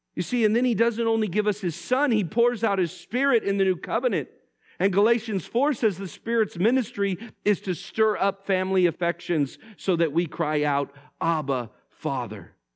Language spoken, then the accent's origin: English; Vallejo, California, United States; I grew up in Vallejo